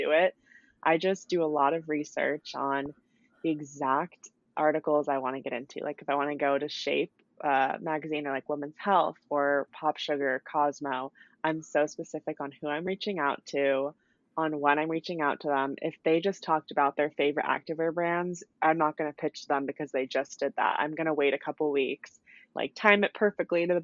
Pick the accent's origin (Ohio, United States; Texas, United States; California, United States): California, United States; I grew up in California